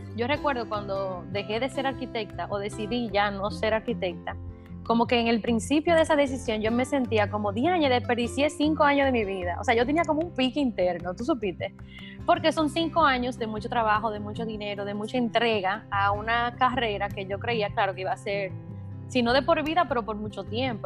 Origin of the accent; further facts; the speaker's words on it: Dominican Republic; yo tengo 32 años recién cumplidos, eh, soy dominicana.